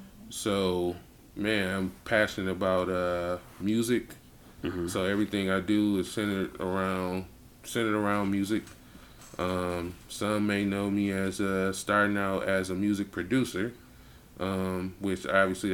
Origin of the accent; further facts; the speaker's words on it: Flint, Michigan, United States; growing up in Flint was the shit